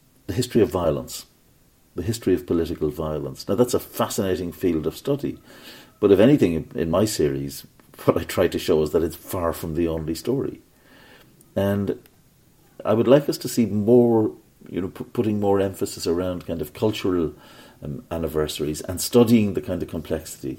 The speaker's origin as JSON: {"language": "English", "country": "Ireland", "tie": "born or raised there", "said": "when I was growing up in Ireland"}